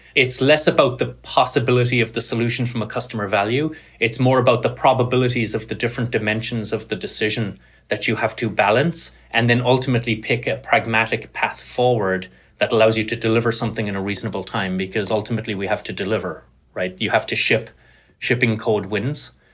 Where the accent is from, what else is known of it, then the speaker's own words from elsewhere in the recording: Cork, Munster, Ireland; moved away as an adult; also born or lived in Carlow / Tralee; now in United States; grew up in Ireland, grew up in Cork on the south coast.